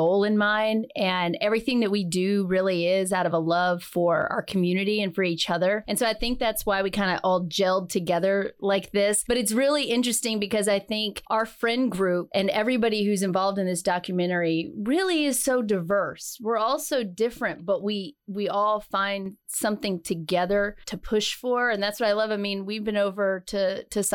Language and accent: English; Mexia, Texas, United States; now in Waco, United States; I grew up in Mejia, Texas.